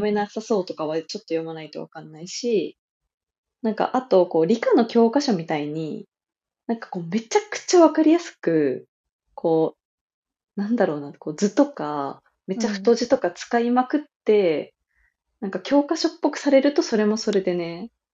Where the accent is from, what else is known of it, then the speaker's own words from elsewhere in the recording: Kyushu, Japan; moved away; 我々の地元九州では